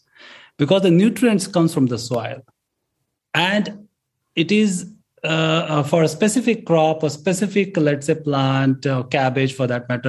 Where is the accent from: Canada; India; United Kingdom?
India; we as an Indian farmers